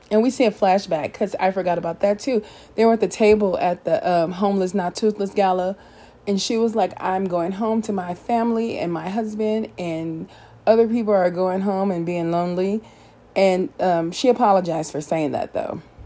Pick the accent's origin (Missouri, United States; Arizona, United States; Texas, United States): Missouri, United States; St. Louis; accent: country St. Louis twang; moved away; that's country St. Louis twang sneaking in. I haven't lived in St. Louis in years. That's my hometown